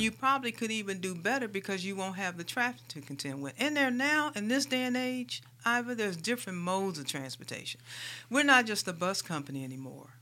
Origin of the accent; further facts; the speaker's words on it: St. Louis, Missouri, United States; moved away as an adult; also born or lived in Des Moines, Iowa; now in Birmingham, United States; I am a Midwestern girl. I grew up in Saint Louis, Missouri